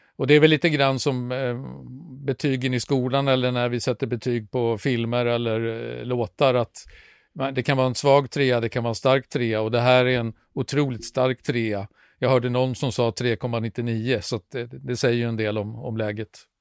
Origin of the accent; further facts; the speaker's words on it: Sweden; vi här hemma i Sverige